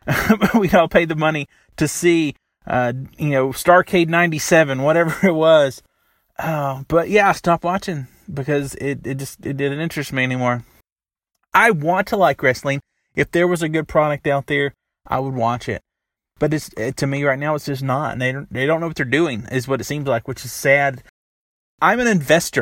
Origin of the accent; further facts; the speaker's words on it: the South, United States; Growing up in the South